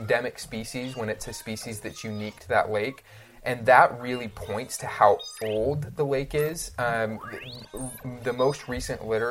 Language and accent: English; Utah, United States; I grew up in Utah